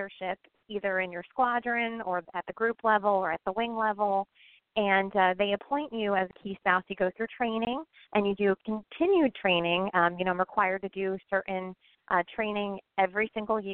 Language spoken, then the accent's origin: English; Pennsylvania, United States; moved away as an adult; also born or lived in Oklahoma; now in New Jersey, United States; I hail from Pennsylvania